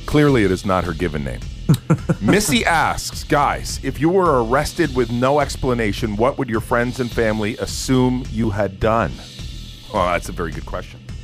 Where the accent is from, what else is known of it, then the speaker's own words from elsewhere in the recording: England, United Kingdom; now in Canada; I am English